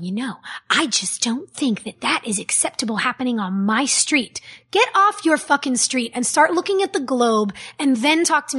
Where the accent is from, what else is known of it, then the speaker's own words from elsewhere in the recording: West Hollywood, California, United States; I grew up in West Hollywood. I grew up with people of every race, whether you were black or Puerto Rican or Asian, whether you were straight or gay or bisexual.